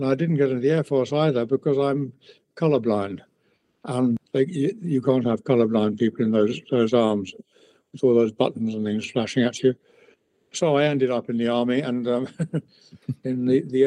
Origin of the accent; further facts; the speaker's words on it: Bristol, South West England, United Kingdom; also born or lived in Hampstead, London; by the time I was conscious, I was about 4 or 5, we moved to Bristol